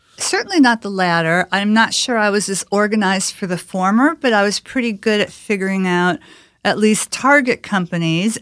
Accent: Chicago, Illinois, United States; moved away as an adult; I grew up in Chicago

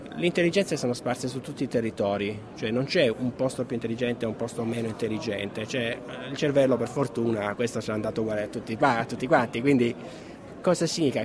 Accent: Calabria, Italy; io essendo calabrese

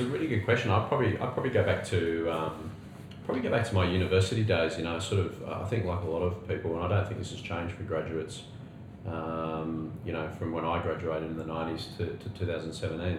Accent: Australia; also born or lived in United Kingdom; as an Aussie clocking over the magic 40 mark

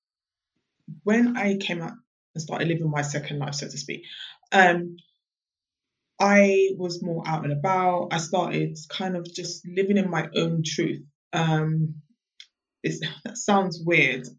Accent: London, United Kingdom; I'm born and bred in London

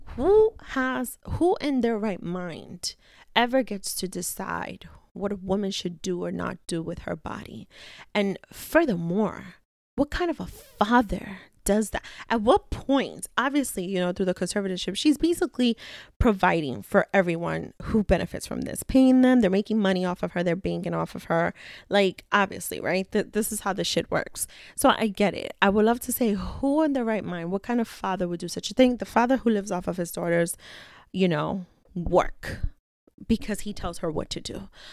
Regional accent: New York City, New York, United States; I am a girl from the Bronx.

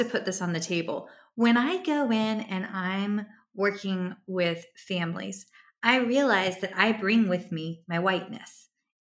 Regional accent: Virginia, United States; moved away as an adult; also born or lived in South Carolina; I grew up in Virginia, moved to South Carolina and worked there

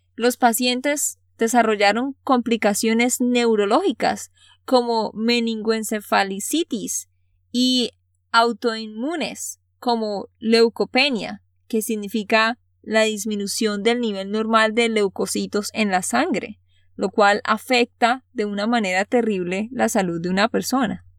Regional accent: Santander, Colombia; de Santander, Colombia.

